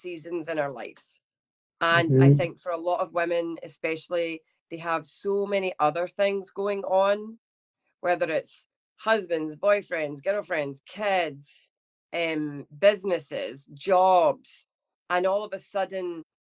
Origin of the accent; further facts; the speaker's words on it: Scotland, United Kingdom; moved away as an adult; now in Pittsburgh, United States; I was brought up in Scotland.